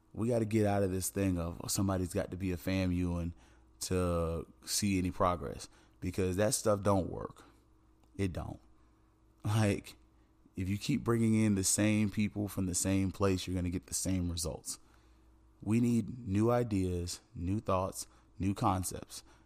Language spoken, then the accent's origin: English; Tallahassee, Florida, United States; moved away; I'm from Tallahassee.